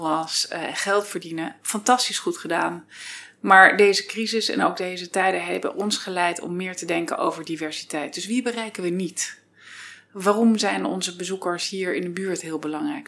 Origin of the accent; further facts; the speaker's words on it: United States; now in Netherlands; ik ben half Amerikaans, half Nederlands. Dus je hoort het niet aan mijn Nederlands, but I'm American actually.